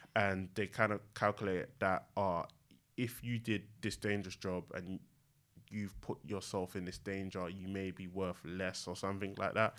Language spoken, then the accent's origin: English; London, United Kingdom; I grew up in East London, um, in Newham.